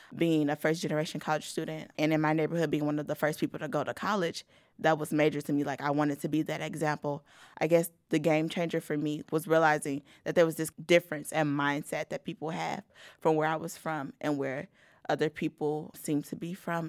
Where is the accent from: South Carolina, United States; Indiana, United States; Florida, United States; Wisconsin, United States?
Indiana, United States; Gary; moved away as an adult; also born or lived in Valparaiso, Indiana; growing up in Gary